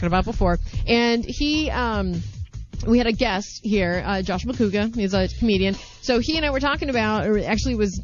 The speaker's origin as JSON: {"language": "English", "town": "St. Louis", "region": "Missouri", "country": "United States", "said": "I'm originally from St. Louis"}